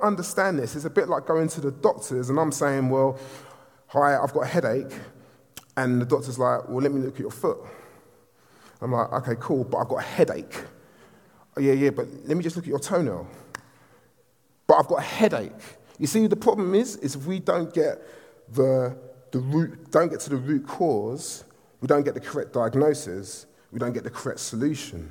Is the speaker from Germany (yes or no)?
no; London, United Kingdom; I'm from Southeast London.